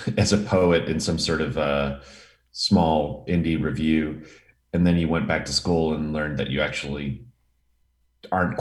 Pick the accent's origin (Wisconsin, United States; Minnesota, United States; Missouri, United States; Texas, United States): Wisconsin, United States; Milwaukee; now in Los Angeles, United States; I grew up in Milwaukee, Wisconsin